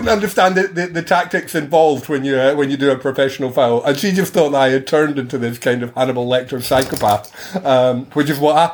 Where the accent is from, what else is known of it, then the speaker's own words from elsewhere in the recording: Perth, Scotland, United Kingdom; moved away; I was back in my hometown over Christmas in Perth in Scotland